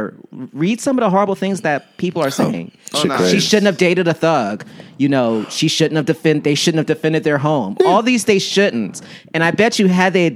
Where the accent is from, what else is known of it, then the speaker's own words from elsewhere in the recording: Washington, District of Columbia, United States; Southeast DC